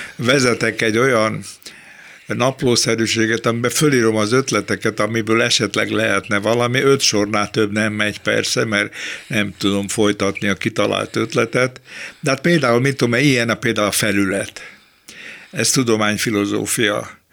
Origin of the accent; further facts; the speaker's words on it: Budapest, Hungary; accent: Kőbánya slang; én kőbányai vagyok, és a kőbányai szlengel az az anyanyelvem